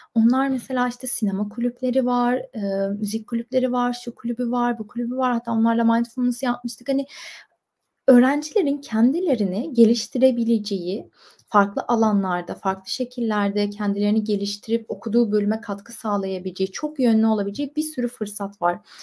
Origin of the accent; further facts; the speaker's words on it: Istanbul, Turkey; moved away as an adult; also born or lived in Bursa; İstanbul'da doğdum, büyüdüm